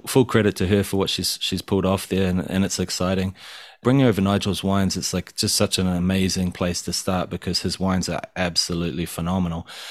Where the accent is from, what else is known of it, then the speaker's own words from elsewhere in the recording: Tauranga, Bay of Plenty, New Zealand; moved away as an adult; also born or lived in Australia; now in Japan; growing up in Tauranga, which is just like a total paradise